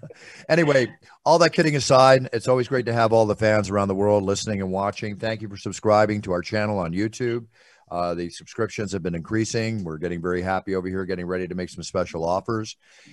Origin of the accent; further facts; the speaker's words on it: Malibu, California, United States; I, in my early days growing up in Malibu